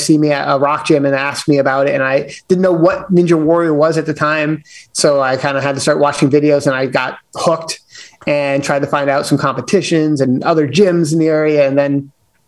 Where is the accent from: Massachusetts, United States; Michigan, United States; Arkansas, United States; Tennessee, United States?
Massachusetts, United States; the Berkshires; I'm originally from the Berkshires in Massachusetts, born and raised, kind of have stayed in Mass all my life.